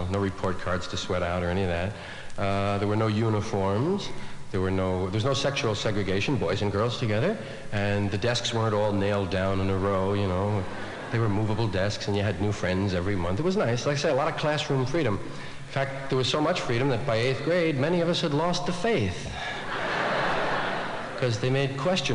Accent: New York, United States; I was from one of those Irish neighborhoods in New York, one of those kind of parish schools

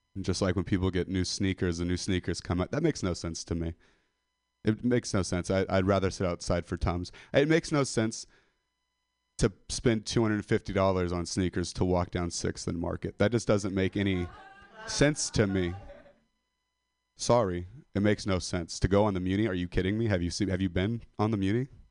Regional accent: Modesto, California, United States; I'm a dropout from Modesto

